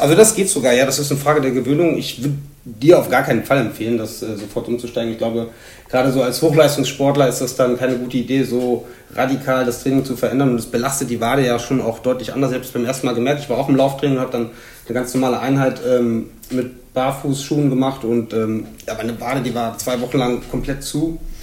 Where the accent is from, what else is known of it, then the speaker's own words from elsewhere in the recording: Hunsrück, Rhineland-Palatinate, Germany; moved away as an adult; also born or lived in Magdeburg; now in Cologne, Germany; Im Hunsrück aufgewachsen, aber gebürtig aus Magdeburg